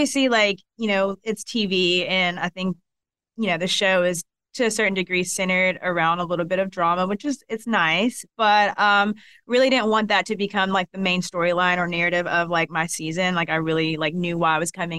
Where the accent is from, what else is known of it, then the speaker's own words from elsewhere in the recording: Columbus, Georgia, United States; accent: Southern; I'm from Columbus, Georgia. So Southern.